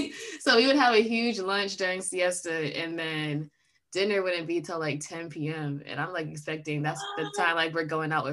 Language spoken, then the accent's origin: English; United States; accent: American; And I make sure my accent is in full force so they know I'm just American.